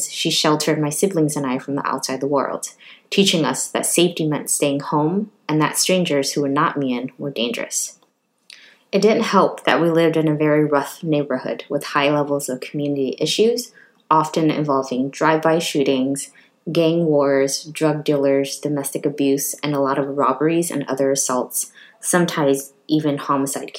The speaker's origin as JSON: {"language": "English", "town": "Richmond", "region": "California", "country": "United States", "tie": "born or raised there", "lives_now": "Oakland, United States", "said": "I was raised by refugee parents and the fourth of six children born and raised in Richmond, California"}